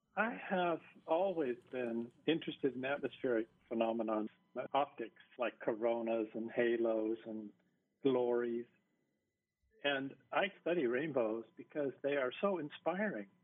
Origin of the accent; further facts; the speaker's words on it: Seattle, Washington, United States; now in Hawaii, United States; I grew up in the Seattle area where we have plenty of rain